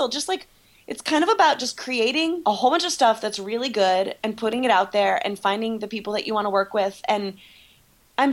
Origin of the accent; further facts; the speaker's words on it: Ohio, United States; moved away; I am from Ohio